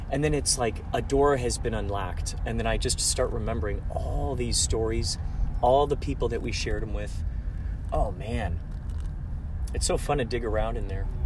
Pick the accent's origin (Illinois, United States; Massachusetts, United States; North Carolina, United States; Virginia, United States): Illinois, United States; Carol Stream; also born or lived in Chicago; now in Los Angeles, United States; I grew up in Chicago.